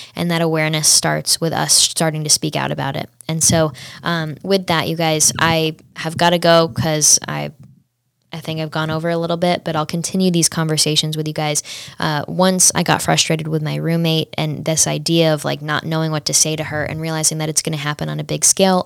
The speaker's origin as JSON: {"language": "English", "town": "Saratoga", "region": "New York", "country": "United States", "also_born_or_lived": "Washington, District of Columbia, United States", "said": "I'm from the Saratoga battlefield"}